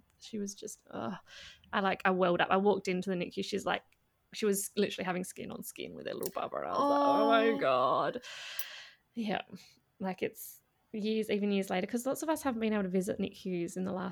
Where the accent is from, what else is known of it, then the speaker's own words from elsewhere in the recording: Adelaide, South Australia, Australia; my hometown.